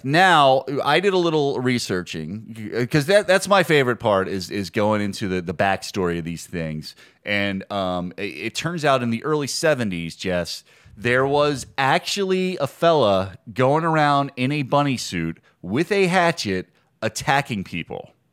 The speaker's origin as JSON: {"language": "English", "town": "Harrisonburg", "region": "Virginia", "country": "United States", "tie": "born or raised there", "said": "I grew up in Harrisonburg"}